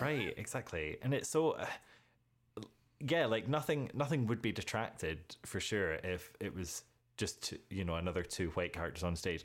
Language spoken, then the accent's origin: English; United Kingdom; being British